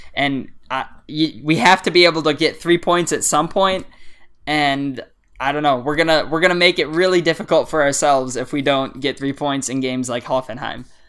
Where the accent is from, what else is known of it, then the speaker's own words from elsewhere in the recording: United States; as an American